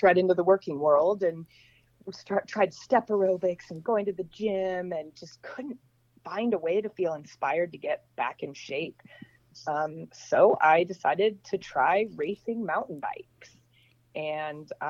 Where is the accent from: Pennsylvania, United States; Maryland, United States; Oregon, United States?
Oregon, United States; Portland; moved away as an adult; also born or lived in Los Angeles; I was born and raised in Portland, Oregon, in the rain.